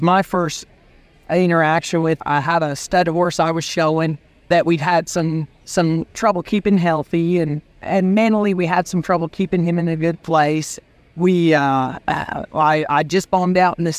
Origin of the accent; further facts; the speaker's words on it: Canada; moved away as an adult; now in Texas, United States; where I grew up in Canada